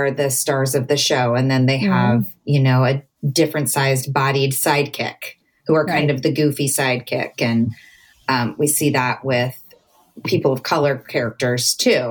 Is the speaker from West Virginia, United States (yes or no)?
no; Southern California, United States; I grew up in Southern California at the beach